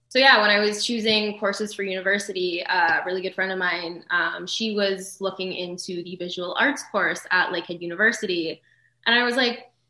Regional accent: Thunder Bay, Ontario, Canada; I am. Yes.

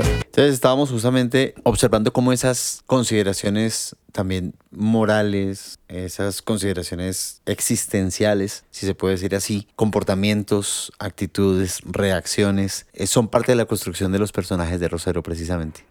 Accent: Colombia; como colombianos diría yo

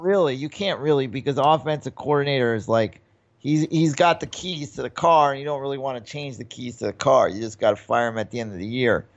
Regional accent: New York, United States; I grew up in New York

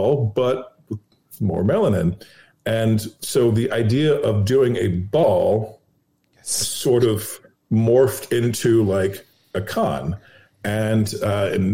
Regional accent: Los Angeles, California, United States; also born or lived in New York; now in New Orleans, United States; that's where I'm from Los Angeles. I escaped Los Angeles to New York, and then I escaped New York to come here.

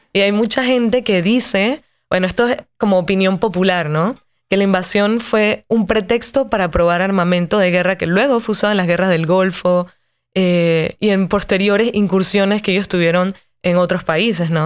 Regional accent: Panama City, Panama; cuando yo camino por las calles de Ciudad de Panamá, ciudad donde yo nací y crecí

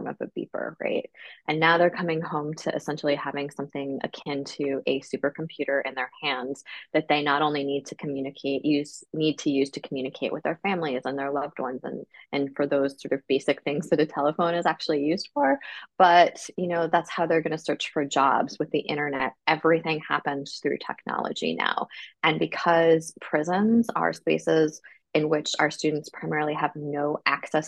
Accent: Ithaca, New York, United States; I grew up in Ithaca

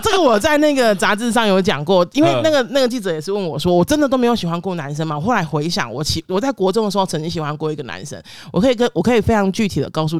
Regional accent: Kaohsiung, Taiwan; 我是高雄人，

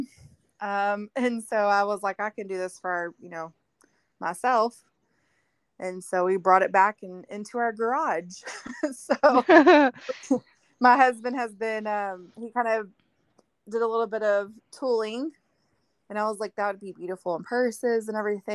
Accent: Texas, United States; moved away; we're from Texas

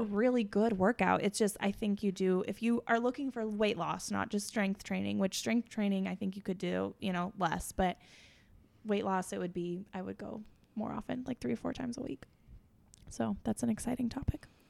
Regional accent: Missouri, United States; also born or lived in Chicago; I'm from Missouri, but my mom is from Kansas

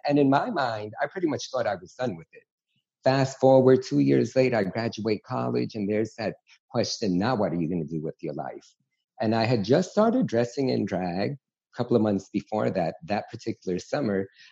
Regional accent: New York City, New York, United States; growing up in New York City

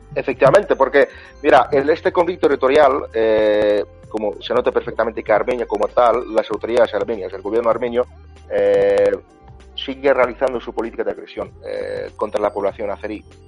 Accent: Azerbaijan; somos musulmanes y como 90% de la población es musulmana

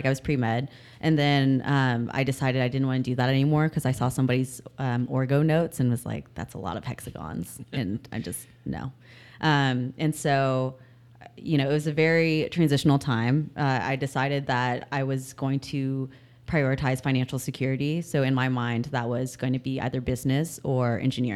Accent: Houston, Texas, United States; also born or lived in San Antonio; now in Dallas, United States; I was born and raised in Houston

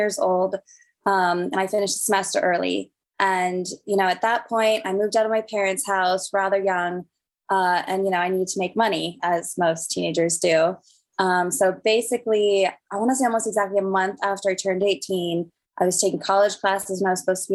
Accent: Denver, Colorado, United States; I'm from Denver, Colorado, born and raised

